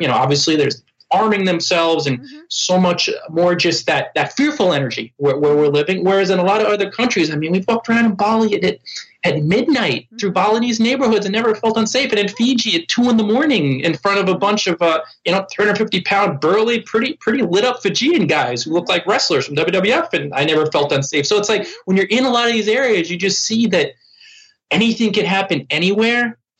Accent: New Jersey, United States; moved away; my hometown in New Jersey

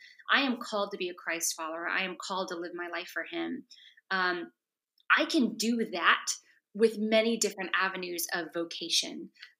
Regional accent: the South, United States; moved away as an adult; now in New York City, United States; I'm from the South.

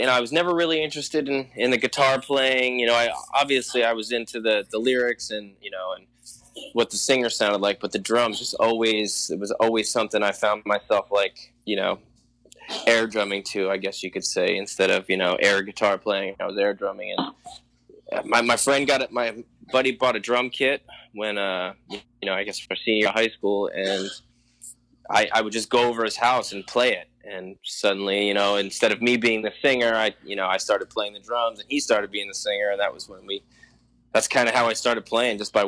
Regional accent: New Jersey, United States; I grew up in New Jersey

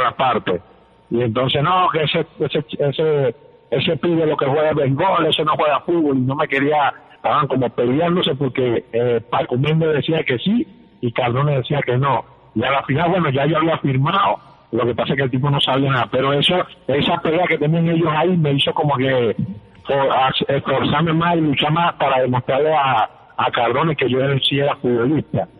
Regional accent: Puerto La Cruz, Anzoátegui, Venezuela; Y yo le digo, no, de Puerto La Cruz

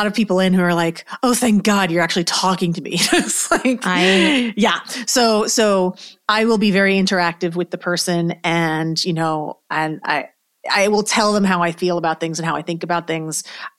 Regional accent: New York, United States; And I'm from New York originally, so I think that has a lot to do with it.

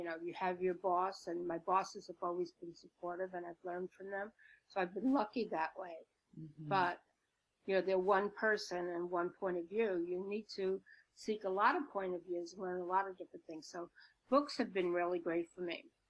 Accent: Brooklyn, New York, United States; accent: Brooklyn; I'm from Brooklyn. I'm a Brooklyn kid. I speak like, you know, Vinnie Barberini. Remember Vinnie Barberini? You know, that whole, like, Brooklyn doesn't sound so smart kind of accent.

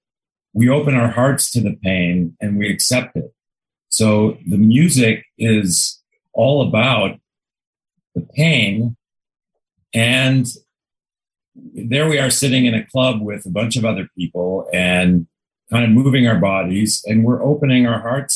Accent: Chicago, Illinois, United States; moved away; I grew up in Chicago

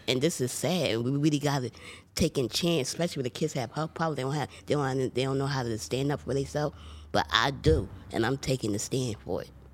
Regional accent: Philadelphia, Pennsylvania, United States; I grew up in Philadelphia, P

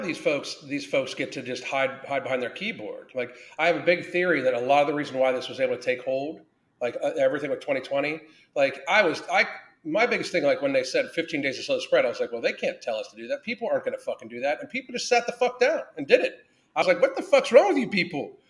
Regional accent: Pittsburgh, Pennsylvania, United States; I grew up in the South Hills of Pittsburgh

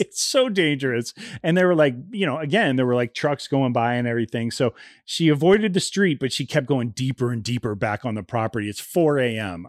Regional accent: Ohio, United States; moved away; I grew up in Ohio

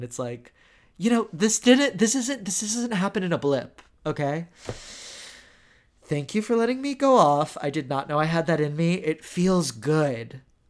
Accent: Houston, Texas, United States; moved away; I'm from Houston, my family's from Houston

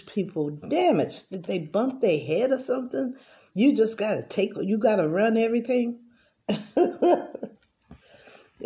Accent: United States; I grew up in America

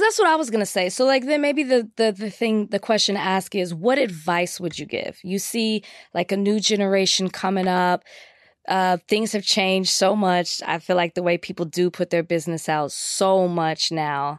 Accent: Texas, United States; I'm from Texas.

